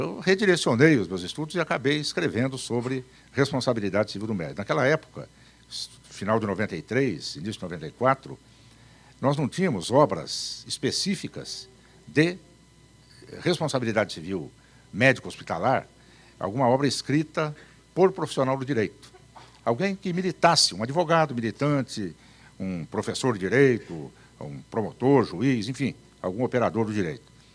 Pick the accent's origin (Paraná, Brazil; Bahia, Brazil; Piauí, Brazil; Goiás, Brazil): Paraná, Brazil; also born or lived in Campo Grande, Mato Grosso do Sul; Eu nasci em Campo Grande, no Mato Grosso. Faz tanto tempo que eu nem vou dizer para vocês quanto. Mas com três anos eu já estava no Paraná